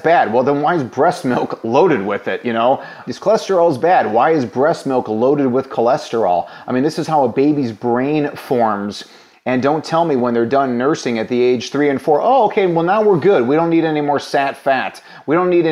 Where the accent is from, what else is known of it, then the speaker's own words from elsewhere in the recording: Illinois, United States; my home state of Illinois